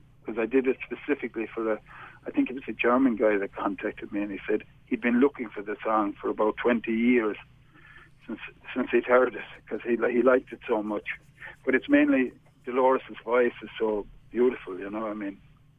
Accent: Limerick, Munster, Ireland; now in Galway, Ireland; I'm from right in the heart of the city. In fact, I wrote a full album about growing up in Limerick called

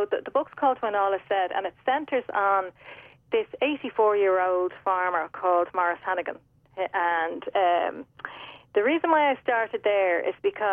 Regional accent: Dublin, Leinster, Ireland; now in Mullingar, Ireland; I'm a Dublin woman living in Westmeath

